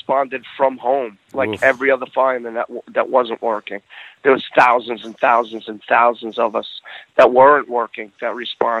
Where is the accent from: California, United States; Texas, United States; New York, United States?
New York, United States; New York City; I was born and raised in Brooklyn, New York